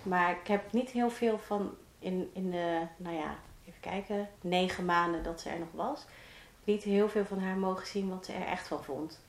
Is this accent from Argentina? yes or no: no; Roden, Drenthe, Netherlands; ik kom uit een eh, klein dorpje in eh, Drenthe, Rode, vlakbij Groningen